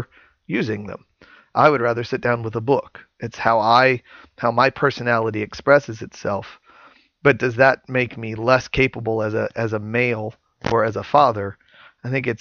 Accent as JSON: {"language": "English", "town": "Santa Claus", "region": "Indiana", "country": "United States", "said": "I live in deer hunting territory in southern Indiana. I'm from Santa Claus, Indiana"}